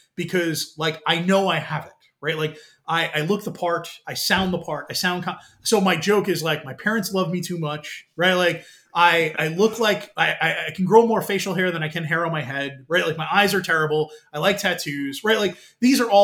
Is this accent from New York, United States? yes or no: yes; New York, United States; now in Washington DC metro area, United States; growing up in New York and then being here in the DC metro area